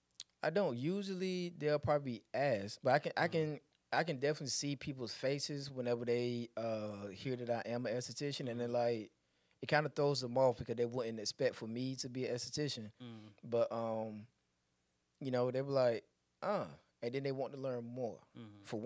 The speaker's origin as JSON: {"language": "English", "town": "Elizabeth City", "region": "North Carolina", "country": "United States", "said": "I'm from Elizabeth City, North Carolina, but my daughter lives in Charlotte."}